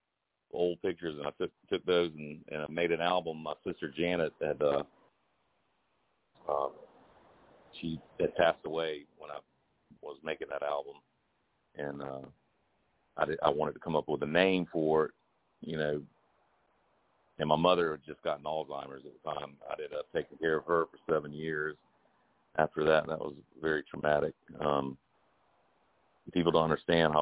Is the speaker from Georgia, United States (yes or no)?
yes; Augusta, Georgia, United States; I came back to my hometown of Augusta.